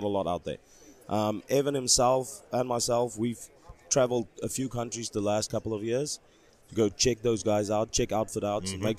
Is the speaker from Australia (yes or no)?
no; Limpopo, South Africa; I'm from Limpopo, South Africa.